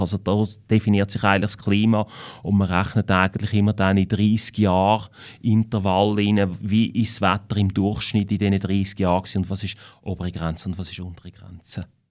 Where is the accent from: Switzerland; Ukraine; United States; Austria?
Switzerland; Winterthur, Zurich; accent: Winterthur dialect; ich bin in Winterthur geboren. Ich bin in Winterthur in die Schule gegangen und ich lebe in Winterthur.